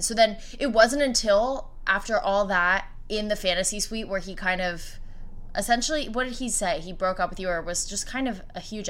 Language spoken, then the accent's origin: English; Bridgewater, New Jersey, United States; now in Los Angeles, United States; I'm from Bridgewater. It's like central Jersey. Oh, but yeah. And now I live